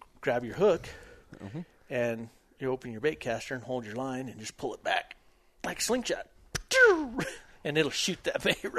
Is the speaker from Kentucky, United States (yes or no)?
no; southern New Mexico, United States; being from southern New Mexico.